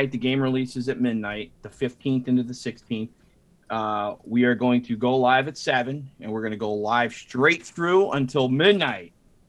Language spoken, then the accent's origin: English; Scranton, Pennsylvania, United States; I'm from Scranton up there. Scranton.